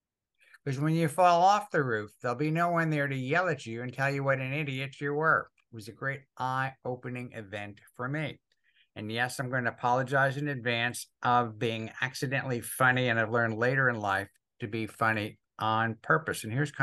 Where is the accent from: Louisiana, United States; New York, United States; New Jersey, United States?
New Jersey, United States; I had the handicap of growing up in Northern New Jersey